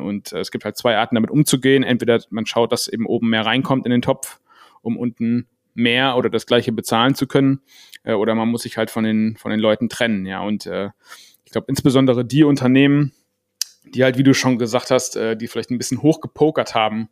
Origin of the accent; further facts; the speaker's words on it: Germany; als Deutscher